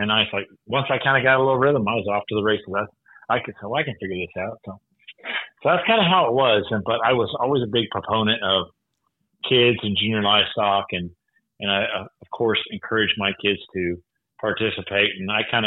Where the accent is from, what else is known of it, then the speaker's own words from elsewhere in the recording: Bakersfield, California, United States; I grew up in Bakersfield, California, on a diversified farming